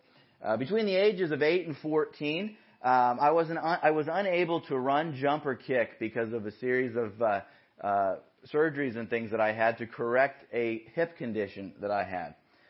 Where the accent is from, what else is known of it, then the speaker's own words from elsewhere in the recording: Yorba Linda, California, United States; So I grew up in Yorba Linda. My parents still live in the house that we grew up in.